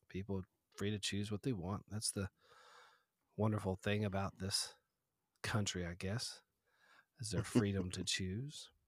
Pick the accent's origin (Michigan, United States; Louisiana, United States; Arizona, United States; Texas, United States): Texas, United States; I'm from Texas